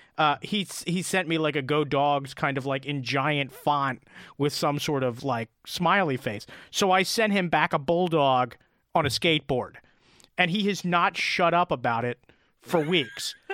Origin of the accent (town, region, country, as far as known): Delaware, United States; born or raised there